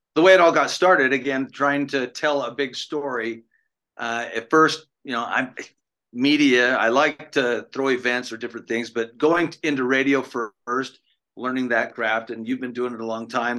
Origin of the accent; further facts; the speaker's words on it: the West, born in Idaho, United States; moved away; also born or lived in East Coast; I grew up in I grew up in the West. I born in uh, Idaho, but I moved to the East